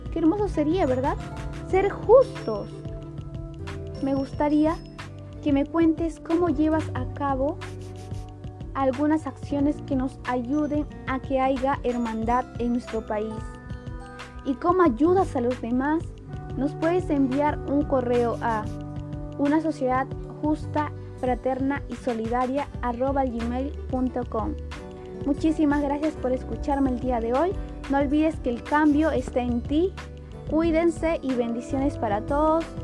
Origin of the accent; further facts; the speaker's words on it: Peru; nos representa como país, como peruanos